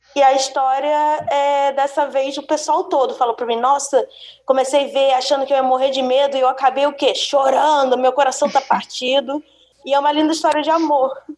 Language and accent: Portuguese; Brasília, Federal District, Brazil; eu nasci em Brasília